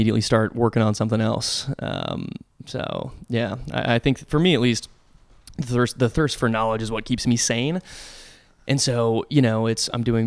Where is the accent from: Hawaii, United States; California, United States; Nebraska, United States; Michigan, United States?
Nebraska, United States; moved away; I'm from Nebraska